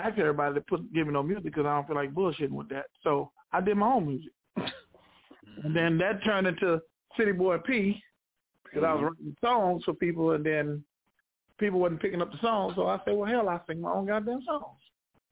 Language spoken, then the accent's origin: English; Houston, Texas, United States; I'm originally from Houston, Texas